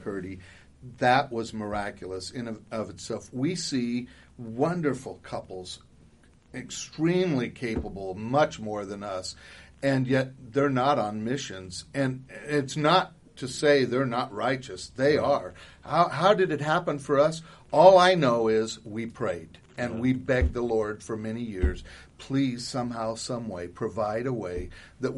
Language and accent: English; Ajo, Arizona, United States; also born or lived in Phoenix, Arizona; I was born in Ajo